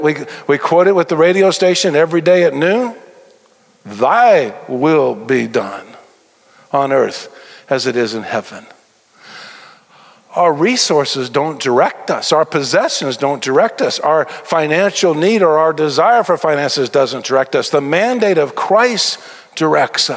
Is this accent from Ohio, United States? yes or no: no; Tennessee, United States; now in Texas, United States; I am a Texan. I got here as fast as I could. I was born in Tennessee